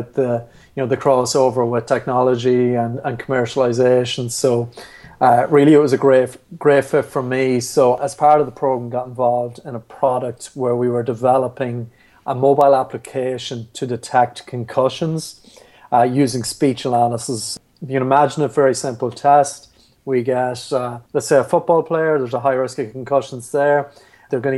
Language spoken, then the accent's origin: English; Carrickmacross, Ulster, Ireland; So I'm from Carrickmacross in County Monaghan